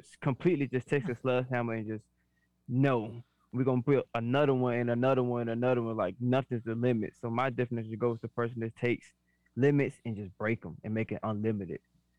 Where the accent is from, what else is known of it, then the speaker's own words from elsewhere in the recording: Birmingham, Alabama, United States; accent: New Orleans; I'm originated from Birmingham, but my accent's so strong that people are like, well, you definitely tell you from New Orleans.